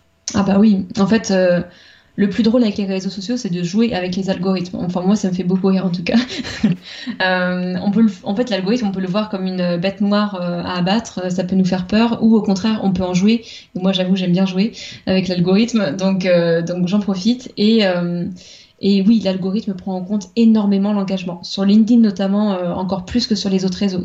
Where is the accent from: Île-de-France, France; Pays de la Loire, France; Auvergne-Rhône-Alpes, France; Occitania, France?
Pays de la Loire, France; Vendée; moved away as an adult; also born or lived in Nantes; je venais de Vendée, la campagne vendéenne